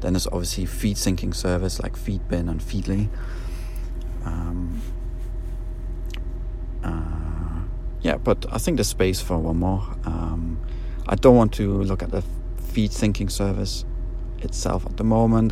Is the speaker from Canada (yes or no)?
no; Germany; accent: German; my German accent